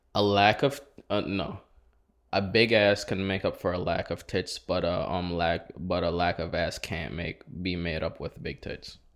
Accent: St. Kitts & Nevis; also born or lived in Saint Croix, US Virgin Islands; now in United States; I'm from, born in, born in Saint Croix, raised in Saint Kitts.

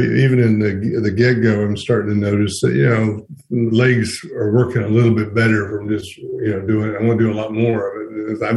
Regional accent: Smoky Mountains, United States; So as someone born and raised in the Smoky Mountains myself, I'm always interested in how people acquire their skills

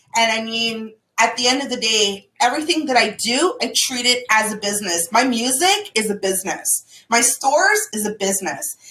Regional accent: Toronto, Ontario, Canada; I'm from Toronto

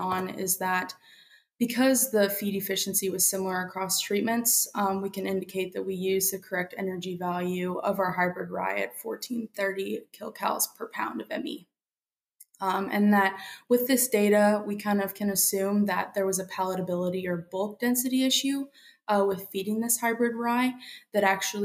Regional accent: Central Missouri, United States; moved away as an adult; now in South Dakota, United States; I'm originally from Central Missouri

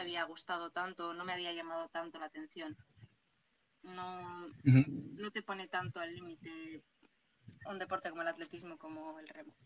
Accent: Portugalete, Basque Country, Spain; Yo no soy de Castro, yo soy de Porto

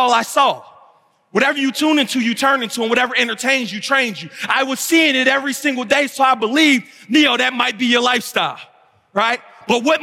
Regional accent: Philadelphia, Pennsylvania, United States; I'm from West Philly.

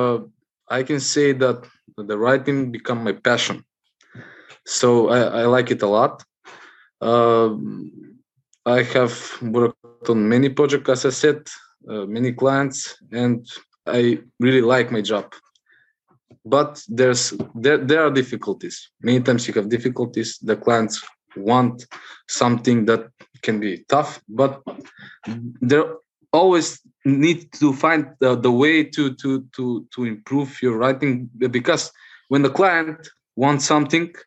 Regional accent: North Macedonia; from Macedonia, Southeast Europe.

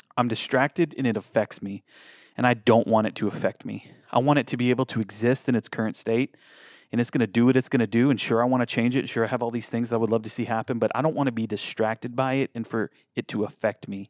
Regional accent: United States; our brains being American

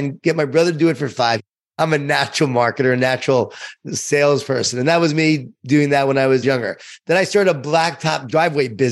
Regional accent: Smithtown, New York, United States; I grew up in Long Island, New York, in a town called Smithtown, even a smaller town than that, Nisconset

